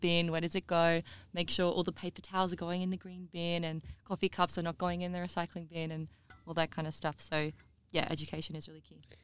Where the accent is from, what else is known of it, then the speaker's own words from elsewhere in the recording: South Australia, Australia; also born or lived in Queensland; I'm from South Australia